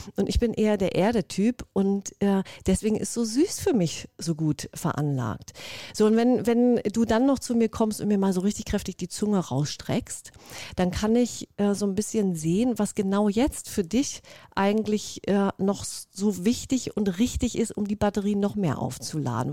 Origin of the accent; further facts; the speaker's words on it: Mecklenburg-Vorpommern, Germany; moved away; also born or lived in Berlin; ich komme aus Mecklenburg-Vorpommern, ja von der wunderschönen Ostsee, bin ein Ostseekind